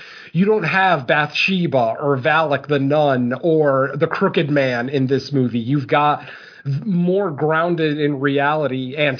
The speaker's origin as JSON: {"language": "English", "region": "Connecticut", "country": "United States", "said": "I'm from Connecticut"}